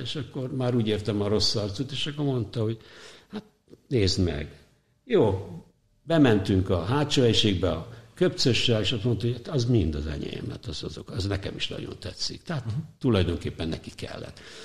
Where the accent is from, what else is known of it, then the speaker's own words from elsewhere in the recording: Hungary; moved away as an adult; also born or lived in New York, United States; én a szocializmusból érkeztem, ahol az üzletet úgy hívták, hogy nyerészkedés